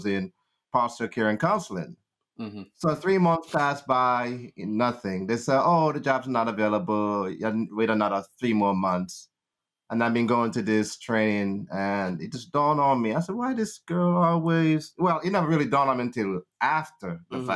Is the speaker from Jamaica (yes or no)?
yes; Cambridge, Saint James, Jamaica; now in United States; I was born and raised in Jamaica, St. James, Cambridge, New Road. Came here in 1986, April 16